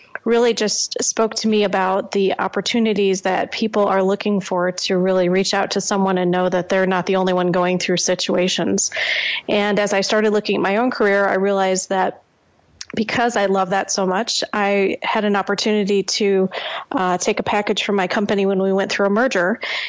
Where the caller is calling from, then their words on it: Lake Villa, Illinois, United States; I'm calling from outside of Chicago. Between Chicago and Milwaukee is where I live.